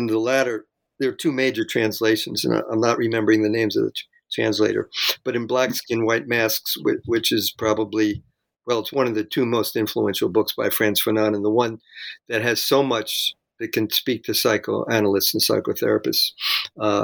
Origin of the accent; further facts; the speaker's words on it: Jersey City, New Jersey, United States; moved away; I came from Jersey City